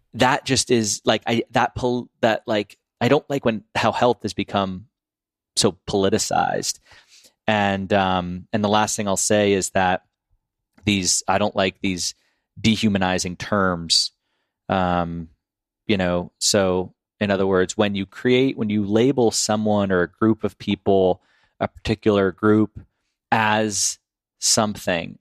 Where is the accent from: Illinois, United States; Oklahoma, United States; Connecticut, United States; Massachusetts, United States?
Massachusetts, United States; Boston; we're from Boston